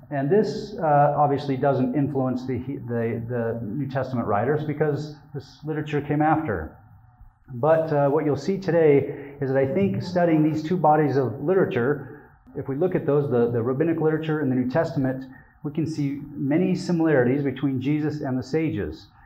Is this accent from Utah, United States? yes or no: yes; Utah, United States; I have a lot of Jewish friends, but I'm from Utah, so I didn't have a lot of Jewish friends growing up.